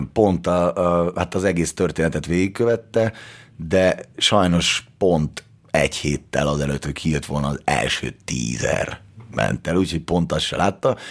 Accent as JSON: {"language": "Hungarian", "country": "Hungary", "said": "mert hogy én magyar vagyok"}